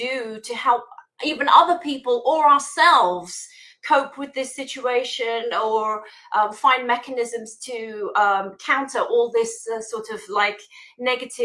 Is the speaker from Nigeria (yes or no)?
no; United Kingdom; accent: British; I have like an Asian background, despite my British accent